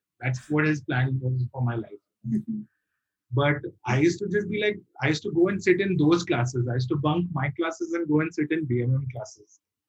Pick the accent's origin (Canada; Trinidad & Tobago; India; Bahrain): Bahrain; because I was brought up in the Middle East. I was brought up in this in Bahrain. Which is like a small island next to Saudi Arabia.